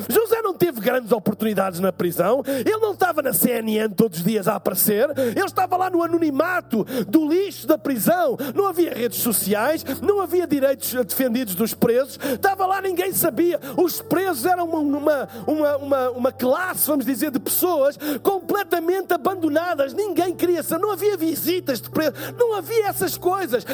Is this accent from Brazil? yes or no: no; Portugal; eu sou de Portugal